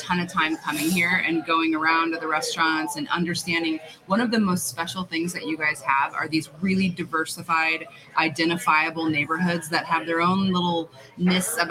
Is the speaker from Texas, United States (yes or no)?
yes; San Antonio, Texas, United States; now in Phoenix, United States; I'm a Texan. I was born in San Antonio